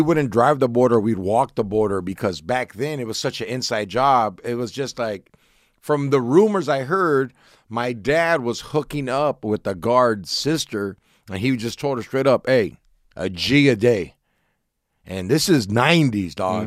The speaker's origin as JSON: {"language": "English", "town": "Orange", "region": "California", "country": "United States", "tie": "born or raised there", "said": "I grew up in Orange County, Southern California."}